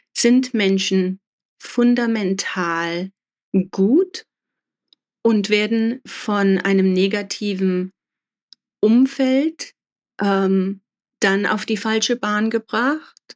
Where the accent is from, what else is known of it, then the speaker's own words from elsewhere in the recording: Germany; mein Vater ist Spanier, meine Mutter Deutsche und ich bin in Deutschland aufgewachsen